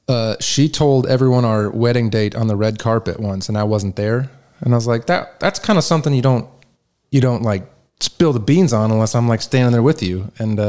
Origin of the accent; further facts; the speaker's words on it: Kalamazoo, Michigan, United States; now in Nashville, United States; my hometown in Kalamazoo, Michigan